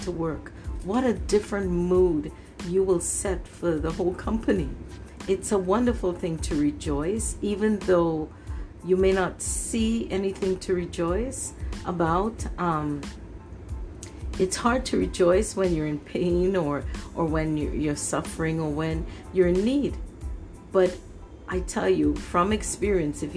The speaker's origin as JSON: {"language": "English", "country": "Canada", "tie": "born or raised there", "also_born_or_lived": "Trinidad", "said": "I grew up here in Canada"}